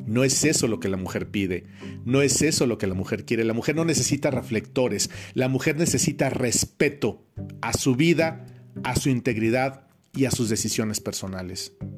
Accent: Mexico; en mi país, en México

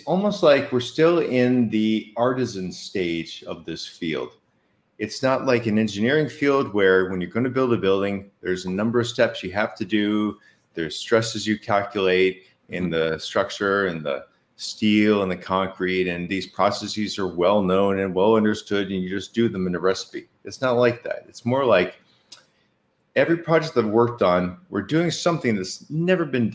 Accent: Boston, Massachusetts, United States; I am from Boston

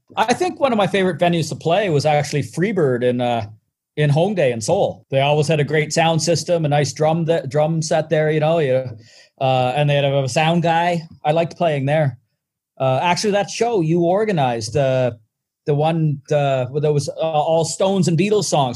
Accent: Charlottetown, Prince Edward Island, Canada; born or raised there

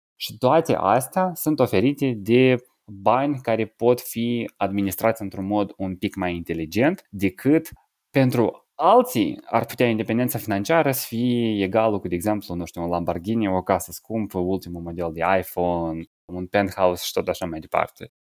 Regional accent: Moldova; moved away as an adult; also born or lived in Cluj, Romania; la 19 ani, m-am mutat din Republica Moldova, m-am mutat de la părinții mei de acasă

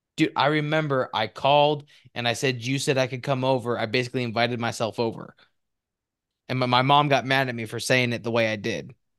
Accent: Spokane, Washington, United States; born or raised there; moved away; also born or lived in Fresno

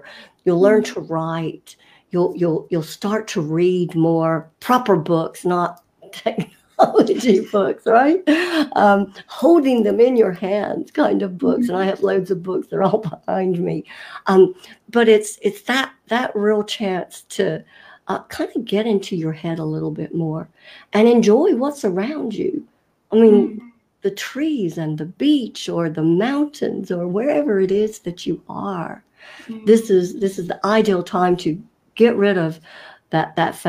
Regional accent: North Carolina, United States; I was raised in North Carolina in the States

